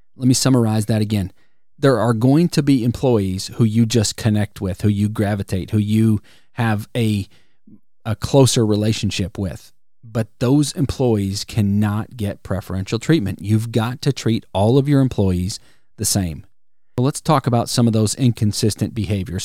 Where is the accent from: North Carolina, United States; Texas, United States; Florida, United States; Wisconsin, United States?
Wisconsin, United States; now in Alabama, United States; I grew up in Wisconsin